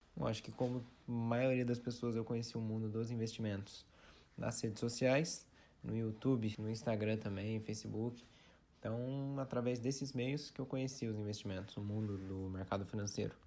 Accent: Taubaté, São Paulo, Brazil; sou aqui de Taubaté

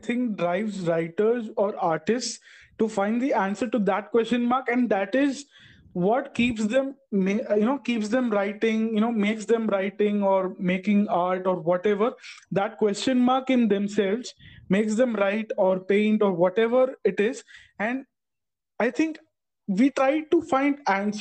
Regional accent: Tamil Nadu, India; I'm from Tamil Nadu

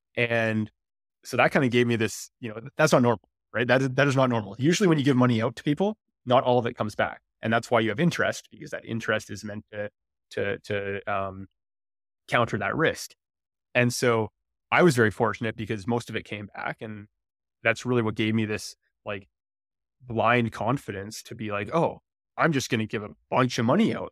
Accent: Comox, British Columbia, Canada; moved away; also born or lived in Victoria; I'm from Vancouver Island. I grew up in Comox

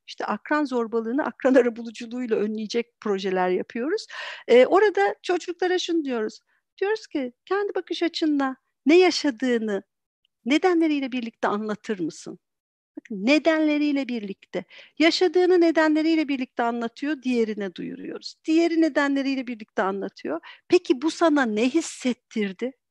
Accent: Antalya, Turkey; moved away as an adult; now in Istanbul, Turkey; ben aslen Antalyalıyım. Eee, o zaman Antalya'da yaşıyordum. Şu anda İstanbul'dayız.

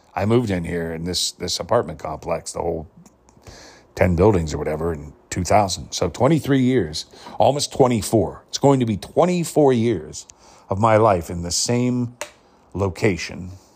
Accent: Pittsburgh, Pennsylvania, United States; I was born in the Pittsburgh area, right where Carnegie Mellon was. And I was well regarded and renowned through high school and my younger years for my performing and acting

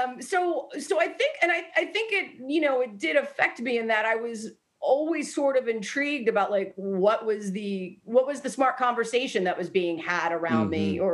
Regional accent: Delaware, United States; when I was growing up, I grew up in Delaware

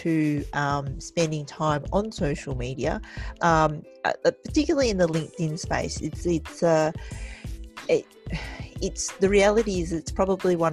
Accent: Australia; growing up in Australia with an Asian background

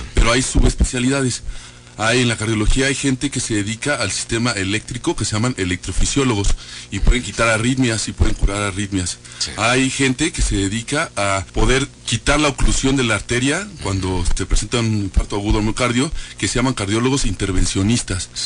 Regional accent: Querétaro, Mexico; somos queretanos

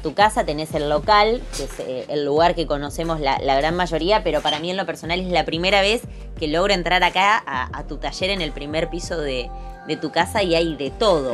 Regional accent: Trelew, Chubut, Argentina; Somos de acá, de, Treleu, Trelew.

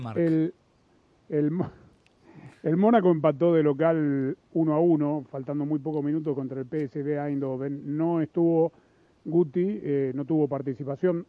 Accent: Los Angeles, California, United States; yo crecí en Los Ángeles

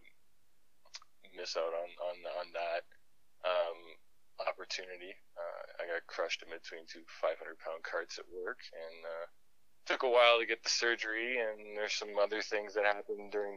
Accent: Toronto, Ontario, Canada; moved away as an adult; now in Calgary, Canada; I was born originally in Toronto, Ontario. I was raised there for I moved out to Calgary in 2009, so that would have been about 28.

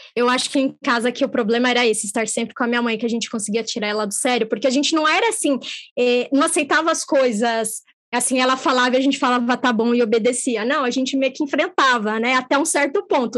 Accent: São Paulo, Brazil; nós nascemos em São Paulo

